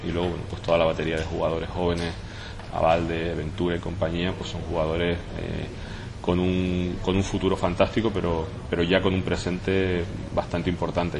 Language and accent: Spanish; Tenerife, Canary Islands, Spain; pero también como tinerfeño